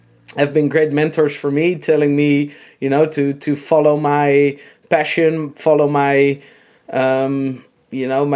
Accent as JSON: {"language": "English", "town": "Noordwijk", "region": "South Holland", "country": "Netherlands", "said": "I'm from Holland, in this little beach town called Noordwijk"}